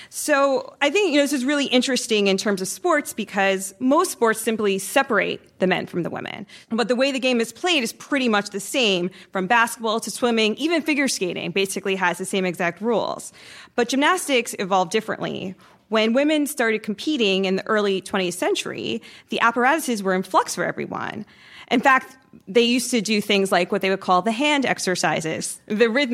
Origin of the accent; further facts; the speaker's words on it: New York City, New York, United States; born and raised in Brooklyn